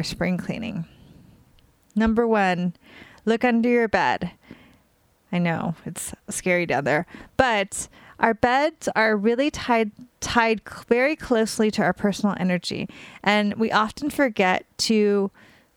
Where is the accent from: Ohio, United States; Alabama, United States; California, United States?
California, United States; now in New York, United States; I'm from California and I live in New York, and I'm in New York mostly now